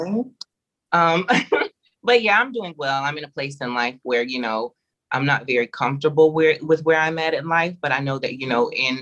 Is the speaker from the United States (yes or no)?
yes; South Carolina, United States; I'm from South Carolina